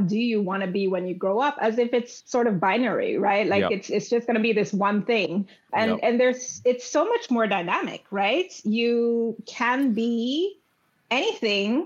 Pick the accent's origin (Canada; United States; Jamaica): Jamaica; I grew up in Jamaica, West Indies